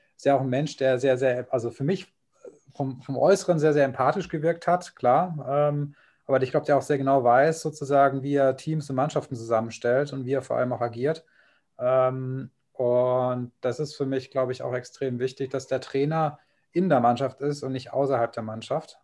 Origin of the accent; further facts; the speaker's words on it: Kaiserslautern region, Rhineland-Palatinate, Germany; ich komme ja aus der Region